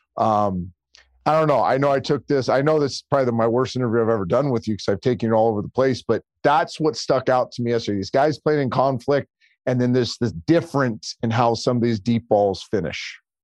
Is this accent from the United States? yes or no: yes; Bay Area, California, United States; I grew up in the Bay Area